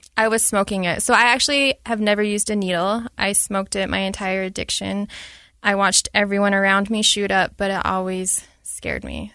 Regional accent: Utah, United States; Born and raised, lived there my entire life, Utah County

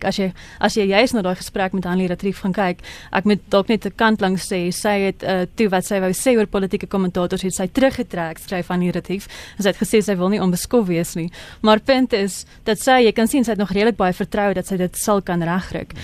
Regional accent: South Africa; ons as Suid-Afrikaners

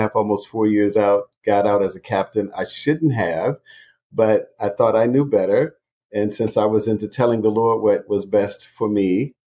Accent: Hampton, Virginia, United States; moved away as an adult; also born or lived in North Carolina; now in Atlanta, United States; Grew up there all of my life

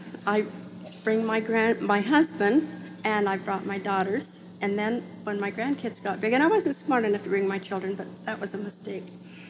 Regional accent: Garland, Utah, United States; also born or lived in Logan, Utah; Garland, Utah.

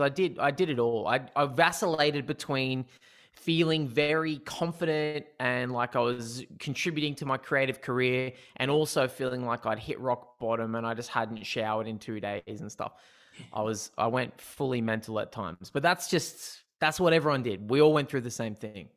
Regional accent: Newcastle, New South Wales, Australia; also born or lived in Sydney; I grew up in Newcastle, um, in New South Wales

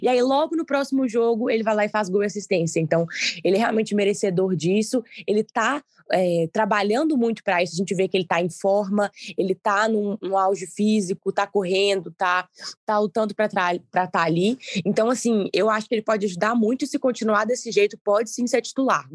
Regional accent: Ipatinga, Minas Gerais, Brazil; eu sou de Patinga

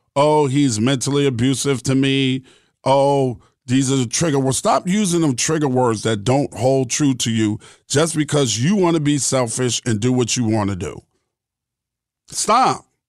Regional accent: New York City, New York, United States; I grew up in New York City.

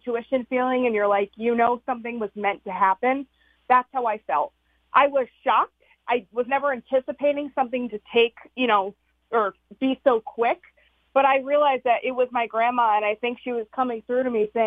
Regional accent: Wallingford, Connecticut, United States; I am from Wallingford

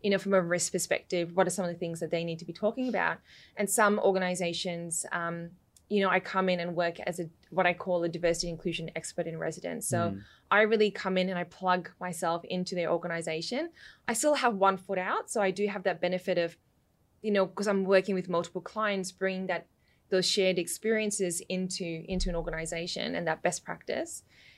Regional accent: London, United Kingdom; born there; because when I was born in London, in the area that we lived, there were a lot of Nigerians.

